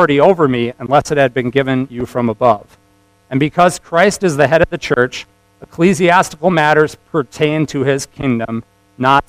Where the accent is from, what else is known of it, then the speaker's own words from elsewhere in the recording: United States; As proud of an American as I am